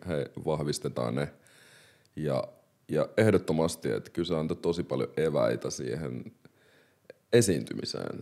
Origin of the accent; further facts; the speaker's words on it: Helsinki, Uusimaa, Finland; also born or lived in Democratic Republic of the Congo; mä oon kasvanut tosi monikulttuurisessa yhteisössä Malmilla